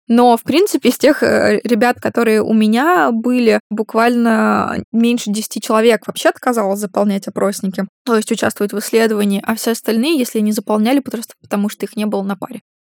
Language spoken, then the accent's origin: Russian; Russia; moved away as an adult; also born or lived in Maastricht, Netherlands; я была первой из России, которая к ним а, поступила в аспирантуру